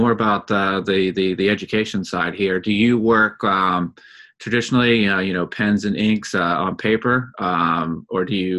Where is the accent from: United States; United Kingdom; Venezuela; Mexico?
United States; I'm assuming as an American